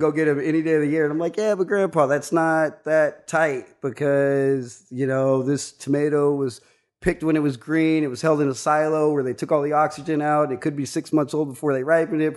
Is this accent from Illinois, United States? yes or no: no; Kansas, United States; growing up in Kansas, uh, my grandpa was a beekeeper